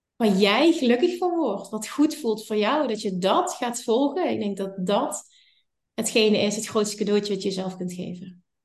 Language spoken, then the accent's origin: Dutch; Limburg, Netherlands; ik kom uit Limburg